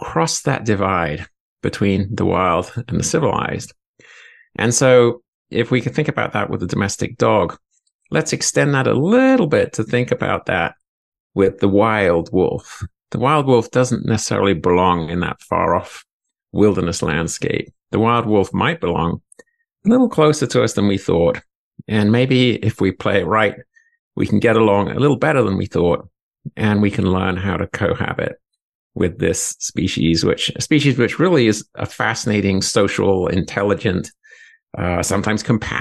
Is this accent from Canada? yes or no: no; England, United Kingdom; also born or lived in Alaska; now in Montana, United States; I'm a European by birth. I grew up in England.